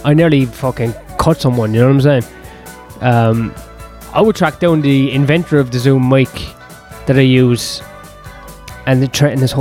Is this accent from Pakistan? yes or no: no; Ireland; As an Irishman